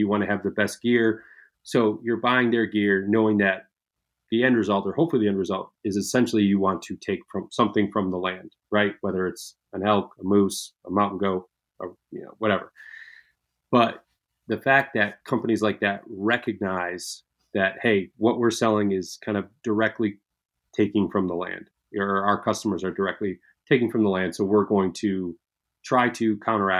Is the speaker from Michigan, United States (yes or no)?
yes; Michigan, United States; I'm in Michigan here. So like I was just across Lake Michigan from you where I grew up